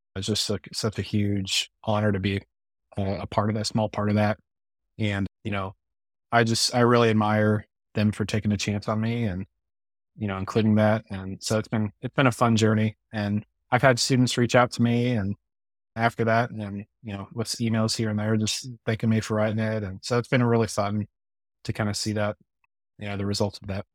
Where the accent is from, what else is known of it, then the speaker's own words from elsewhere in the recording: Midwest, United States; I'm a Midwesterner born and raised and, you know, live in the Ozarks